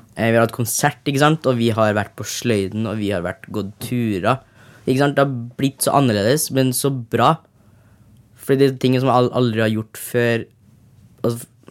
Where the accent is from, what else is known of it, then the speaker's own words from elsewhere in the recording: Trondheim, Trøndelag, Norway; Jeg kommer fra Trondheim